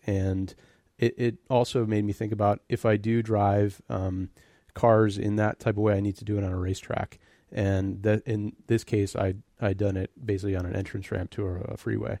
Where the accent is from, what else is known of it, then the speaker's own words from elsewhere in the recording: Birmingham, Michigan, United States; moved away as an adult; also born or lived in Royal Oak, Michigan / Detroit, Michigan; now in California, United States; I grew up, I was born in Royal Oak, Michigan. uh, and was raised in Birmingham